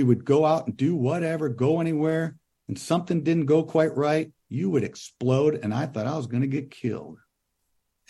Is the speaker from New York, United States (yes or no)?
yes; Western New York, United States; moved away; as a kid growing up in Western New York